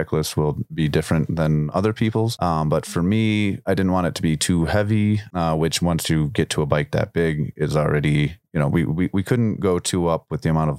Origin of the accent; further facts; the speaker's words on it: Chicago, Illinois, United States; I'm from Chicago